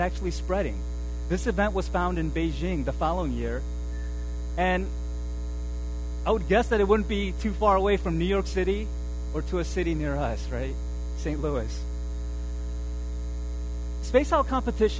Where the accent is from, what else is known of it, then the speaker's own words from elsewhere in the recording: South Korea; moved away; I was born in Korea